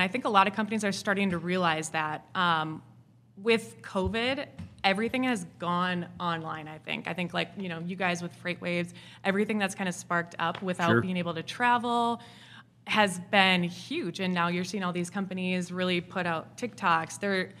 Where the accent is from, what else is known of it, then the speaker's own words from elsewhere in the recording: Wisconsin, United States; accent: Wisconsin; now in Nashville, United States; I'm originally from Wisconsin, so.